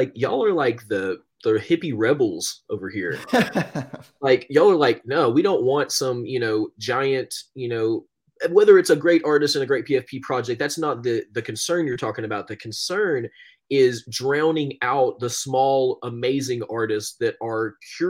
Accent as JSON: {"language": "English", "town": "Knoxville", "region": "Tennessee", "country": "United States", "tie": "born or raised there", "said": "because I grew up in Knoxville, so I knew about the Tennessee Volunteers"}